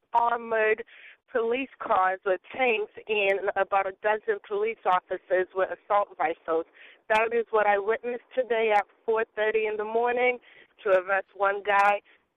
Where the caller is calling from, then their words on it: Boston, Massachusetts, United States; I'm calling from Boston, Massachusetts.